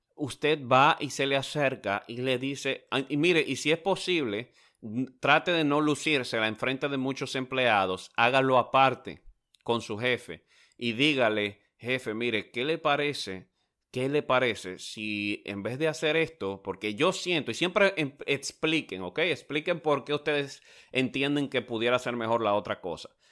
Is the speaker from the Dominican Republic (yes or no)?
yes; Dominican Republic; now in United States; en mi país, en República Dominicana